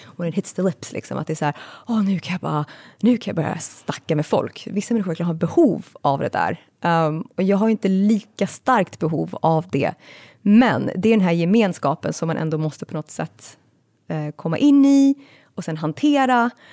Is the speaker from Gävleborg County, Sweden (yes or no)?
no; Stockholm, Stockholm County, Sweden; jag växte upp i Kista